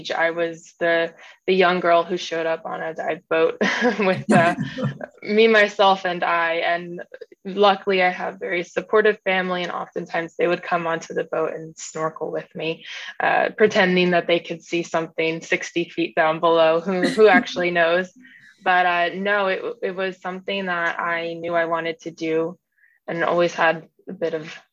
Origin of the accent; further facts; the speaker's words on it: New Jersey, United States; also born or lived in Austin, Texas; now in New York City, United States; I grew up in New Jersey, quite a frequent beach goer with my family.